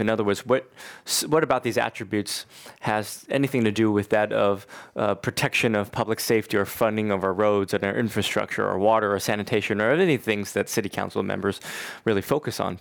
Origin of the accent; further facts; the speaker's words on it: Bay Area, California, United States; growing up in the Bay Area